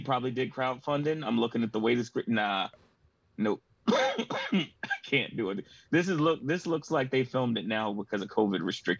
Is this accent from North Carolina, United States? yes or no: no; New York City, New York, United States; I grew up in Brooklyn, rough neighborhood. My grandmothers raised me while my parents went to work.